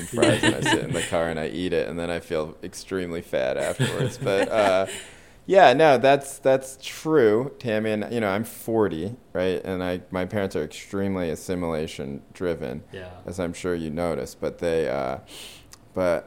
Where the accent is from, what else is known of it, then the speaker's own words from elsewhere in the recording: United States; we grew up in the United States